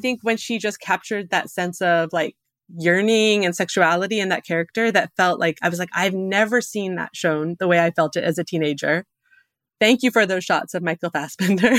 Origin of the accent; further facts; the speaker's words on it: Alberta, Canada; growing up in Alberta